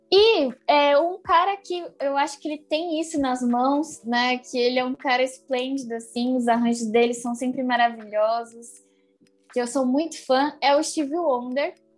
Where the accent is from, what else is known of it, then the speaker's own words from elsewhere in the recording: São Bernardo do Campo, São Paulo, Brazil; sou de São Bernardo do Campo.